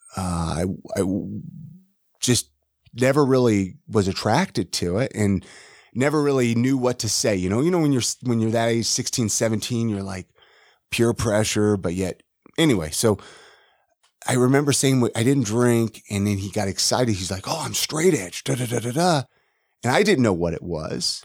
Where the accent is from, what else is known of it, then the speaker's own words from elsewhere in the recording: Ventura, California, United States; moved away; also born or lived in Utah; Born and raised in Ventura, California.